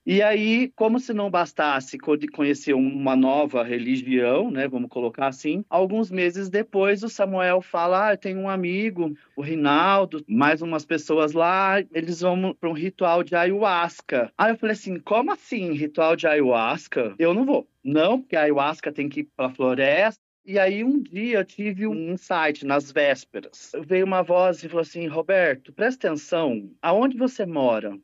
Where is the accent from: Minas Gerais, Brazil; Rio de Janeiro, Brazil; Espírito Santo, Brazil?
Minas Gerais, Brazil; Poços de Caldas; moved away; Eu sou natural de Poços de Caldas, que é sul de Minas